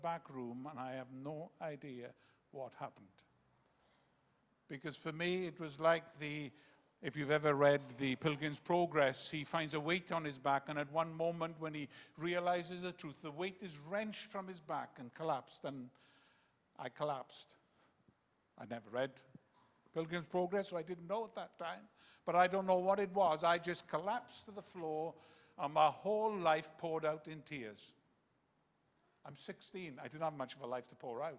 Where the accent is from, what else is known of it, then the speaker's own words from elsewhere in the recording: Wales, United Kingdom; first language Welsh; English is a second language; I came from a very Welsh nationalistic background. I couldn't speak a word of English till I was 11